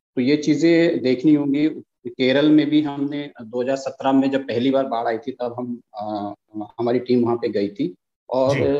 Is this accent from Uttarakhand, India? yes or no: yes; Uttarakhand, India; मैं उत्तराखंड का रहने वाला